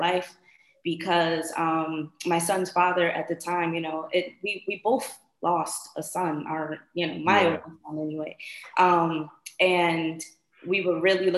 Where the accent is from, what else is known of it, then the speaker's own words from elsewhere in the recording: Bridgeport, Connecticut, United States; moved away as an adult; now in Florida, United States; I am originally from Bridgeport, Connecticut, recently relocated to Florida.